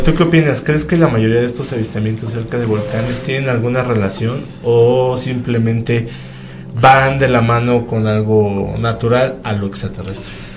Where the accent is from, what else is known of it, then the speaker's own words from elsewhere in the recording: Toluca, State of Mexico, Mexico; nosotros somos de Toluca